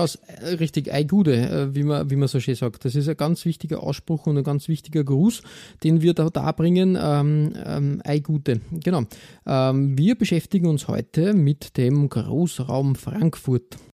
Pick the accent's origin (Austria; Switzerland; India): Austria; als Österreicher